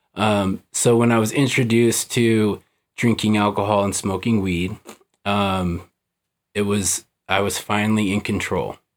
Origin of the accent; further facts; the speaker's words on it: Salt Lake City, Utah, United States; I was born here in Salt Lake